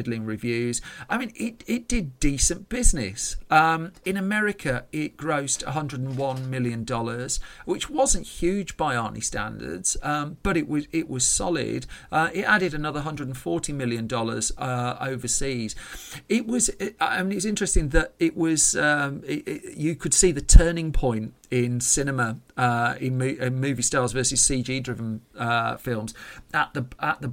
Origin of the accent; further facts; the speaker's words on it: United Kingdom; I'm British